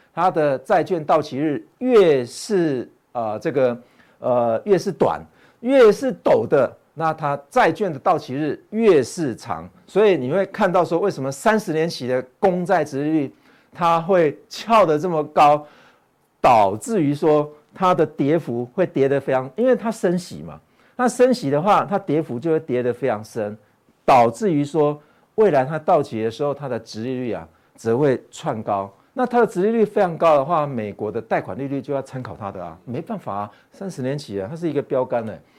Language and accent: Chinese; Taiwan; 我们台湾人